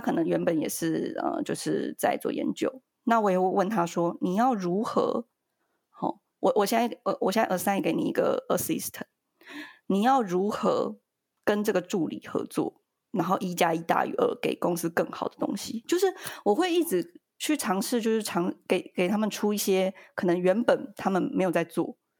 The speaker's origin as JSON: {"language": "Chinese", "town": "Yilan", "region": "Yilan County", "country": "Taiwan", "tie": "born or raised there", "said": "我们是，我们是宜兰人"}